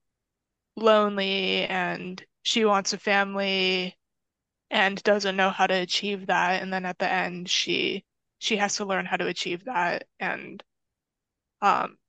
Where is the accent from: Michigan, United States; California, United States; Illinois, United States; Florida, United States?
California, United States; San Diego; I am from San Diego, but I have relatives in Los Angeles, and the drive from my house in San Diego to my relative's house